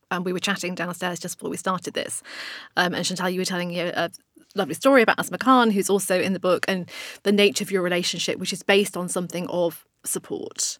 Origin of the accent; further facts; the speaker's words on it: Blackburn, North West England, United Kingdom; I'm from Blackburn, let's say Blackburn